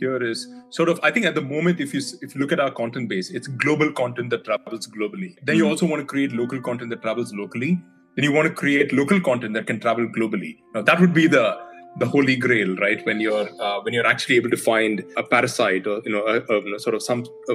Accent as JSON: {"language": "English", "country": "India", "moved": "yes", "said": "I'm originally from India"}